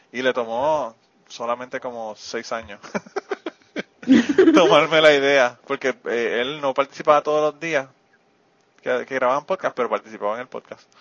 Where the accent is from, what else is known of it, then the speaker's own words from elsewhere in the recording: Spain; tienes más genética española que nosotros que somos de España y vivimos en España.